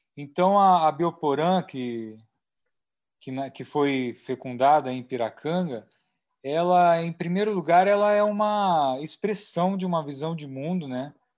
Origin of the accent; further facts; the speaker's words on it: Chapada dos Veadeiros, Goiás, Brazil; Chapada dos Veadeiros, Cerrado, que é a minha terra